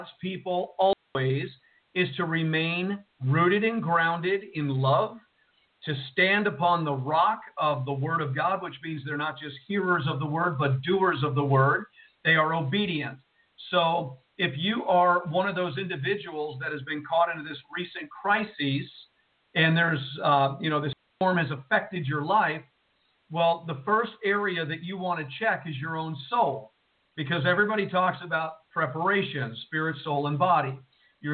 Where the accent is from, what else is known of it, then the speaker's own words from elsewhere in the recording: Jersey City, New Jersey, United States; moved away; from Jersey City, New Jersey, the home where I was born and raised